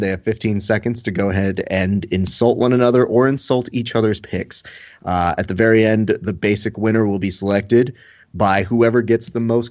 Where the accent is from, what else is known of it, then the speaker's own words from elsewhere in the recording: Los Angeles, California, United States; also born or lived in Kentucky / Illinois; I'm born and raised in Los Angeles.